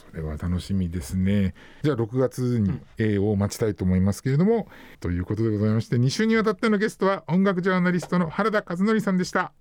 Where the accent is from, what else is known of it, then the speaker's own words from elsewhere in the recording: Machida, Tokyo, Japan; 私の地元のその町田にあるですね、ライブハウスで